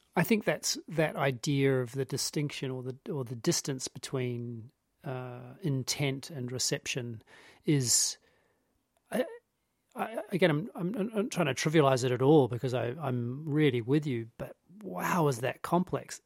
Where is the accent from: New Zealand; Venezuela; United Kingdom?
New Zealand; growing up in New Zealand in the eighties